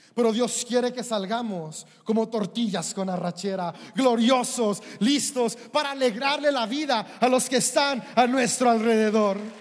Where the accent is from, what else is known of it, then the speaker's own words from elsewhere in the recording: Mexico; Somos mexicanos